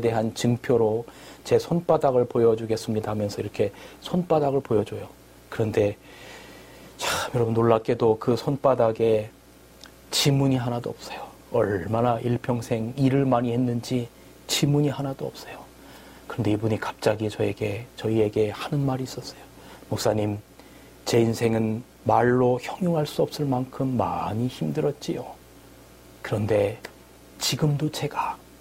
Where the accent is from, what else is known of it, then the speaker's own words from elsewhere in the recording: South Korea; 저는 한국에서 왔다